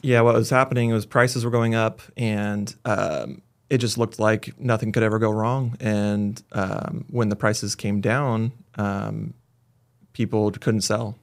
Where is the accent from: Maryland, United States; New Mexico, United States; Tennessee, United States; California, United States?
California, United States; Lakehead; also born or lived in Bay Area, California; born in the Bay Area, moved up to Lakehead, actually, when we were, I was a baby